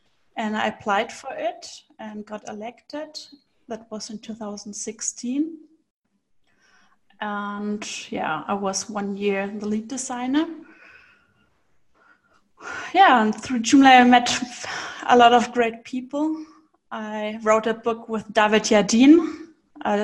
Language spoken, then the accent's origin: English; Nuremberg, Bavaria, Germany; I come from Nuremberg. It's from Germany